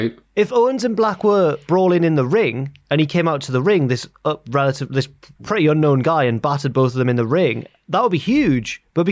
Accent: Newcastle upon Tyne, North East England, United Kingdom; Growing up in Newcastle

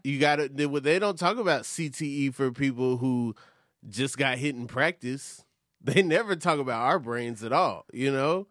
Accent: Atlanta, Georgia, United States; moved away; growing up in Atlanta

